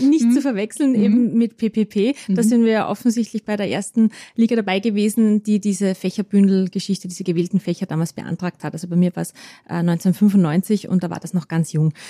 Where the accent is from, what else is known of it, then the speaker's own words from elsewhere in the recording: Salzburg, Austria; moved away; also born or lived in Vienna; zuerst in Salzburg in meiner Heimatstadt und dann in Wien